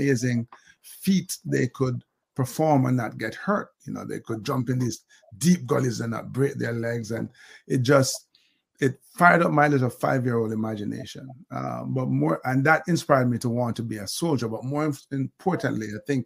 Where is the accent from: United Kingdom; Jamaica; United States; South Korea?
Jamaica; born and bred in Jamaica